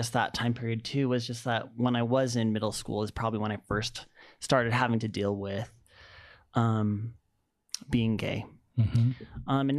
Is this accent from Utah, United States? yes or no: yes; Sandy, Utah, United States; I grew up in Sandy, Utah.